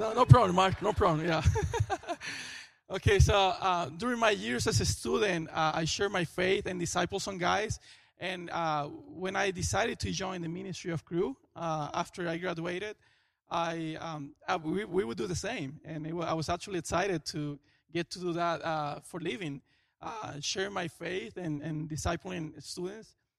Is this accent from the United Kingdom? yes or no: no; Venezuela; moved away as an adult; now in Florida, United States; I am from Venezuela.